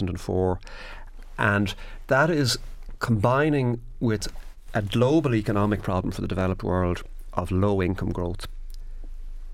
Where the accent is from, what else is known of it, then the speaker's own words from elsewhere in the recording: Ireland; as an Irish person